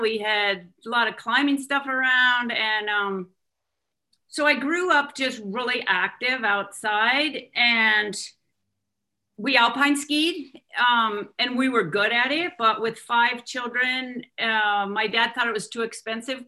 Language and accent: English; Wenatchee, Washington, United States; also born or lived in Kalispell, Montana; I was born in Kalispell, Montana. And soon after, my parents moved to Wenatchee, Washington, where my dad worked for Alcoa Aluminum